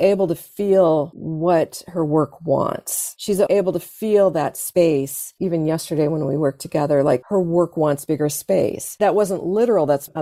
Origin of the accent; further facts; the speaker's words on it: Iowa, United States; growing up in Iowa, farming community is very much about farming and fields and earth and soil.